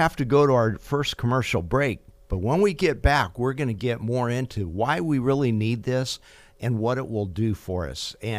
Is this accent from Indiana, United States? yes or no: no; Fresno, California, United States; I know I've always been proud to be a Bulldog, be born and bred in Fresno and part of Fresno State.